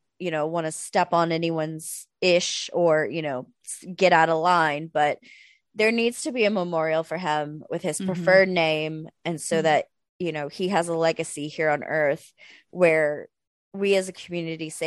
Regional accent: rural Arkansas, United States; somebody from rural Arkansas

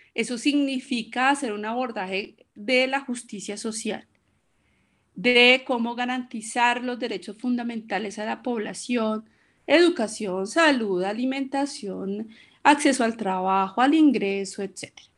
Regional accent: Bogotá, Colombia; soy colombiana, bogotana, 50 eh, años

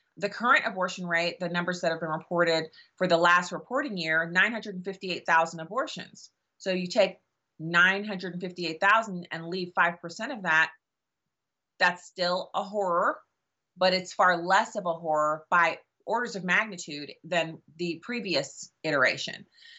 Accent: Germany; I grew up in Germany where my dad was on active duty in the army, and there was no way in the world that my dad or my mom or any of the parents of my friends would have ever listened to me

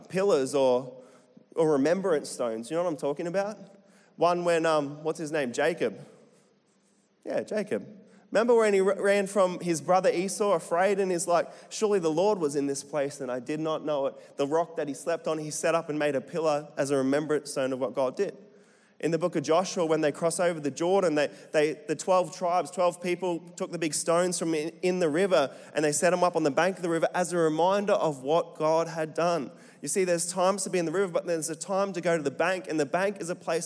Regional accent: Central Queensland, Australia; accent: Bogan; Central Queensland, born and bred

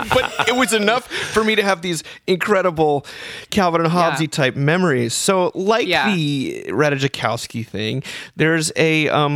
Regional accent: the Northeast outside of New York, United States; I grew up in the Northeast outside of New York, and we had big snowy winters

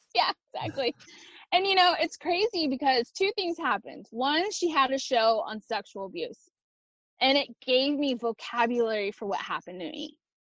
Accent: Texas, United States; first language Spanish; English is a second language; From the age of three until 15, I grew up in a small Texas rural town south of San Antonio.

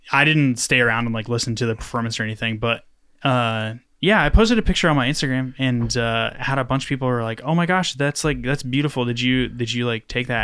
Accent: Knoxville, Tennessee, United States; I grew up over, like, in Cumberland Estates

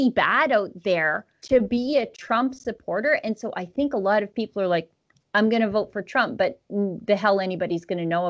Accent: Canada; as a Canadian

